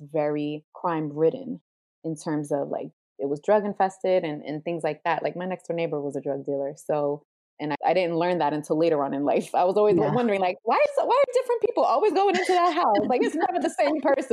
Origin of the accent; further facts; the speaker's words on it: Jersey City, New Jersey, United States; Growing up in Jersey City, you witness a lot that you wouldn't witness in other places